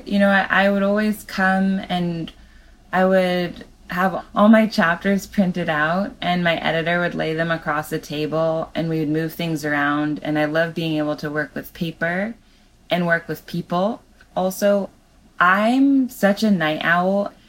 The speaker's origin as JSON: {"language": "English", "region": "California", "country": "United States", "tie": "born or raised there", "said": "in California my whole life. And when I was writing the memoir, I felt like it was important to be close to my hometown and where everything happened."}